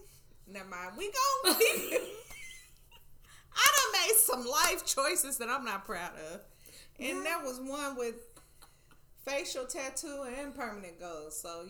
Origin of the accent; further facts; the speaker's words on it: Nashville, Tennessee, United States; I'm from Nashville, Tennessee